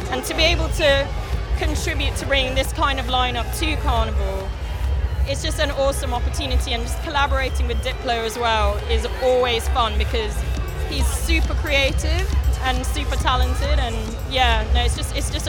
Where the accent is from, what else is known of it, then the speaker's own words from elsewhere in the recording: London, United Kingdom; I'm from Earlsfield in southwest London.